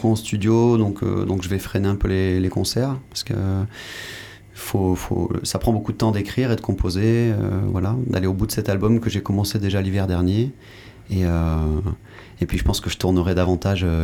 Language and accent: French; Mali; also born or lived in Senegal / Guadeloupe; je, suis né au Sénégal, ensuite j'ai grandi euh, au Mali, puis en Guadeloupe.